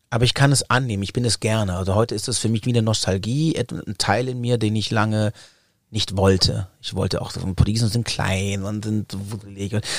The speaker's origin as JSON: {"language": "German", "country": "Germany", "tie": "born or raised there", "said": "als ich bin ja in Deutschland geboren und auch in den Kindergarten gekommen"}